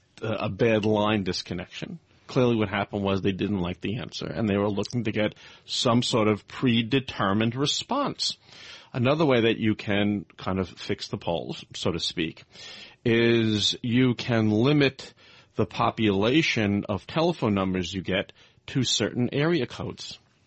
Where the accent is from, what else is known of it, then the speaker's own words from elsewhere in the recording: Brooklyn, New York, United States; also born or lived in Manhattan / Tokyo / London; now in Henderson, United States; I grew up on the East Coast. I grew up in Brooklyn, lived in Manhattan. I lived in Tokyo. I lived in London. We now live most of the time in Henderson, Nevada.